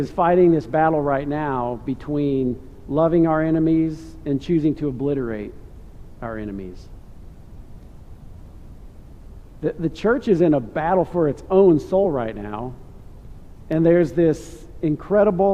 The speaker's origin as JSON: {"language": "English", "town": "York", "region": "Nebraska", "country": "United States", "tie": "born or raised there", "said": "I grew up in Nebraska. I went to a high school called York"}